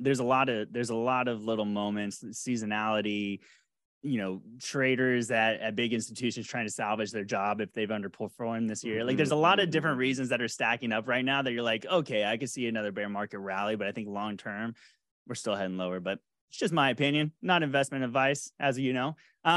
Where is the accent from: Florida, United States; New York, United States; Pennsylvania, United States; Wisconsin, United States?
Florida, United States; Jacksonville; That was from my childhood growing up. 100. I grew up in Duval.